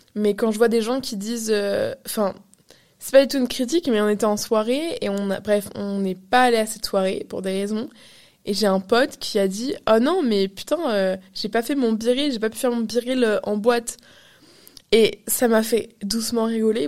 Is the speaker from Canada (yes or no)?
yes; Canada; je suis canadienne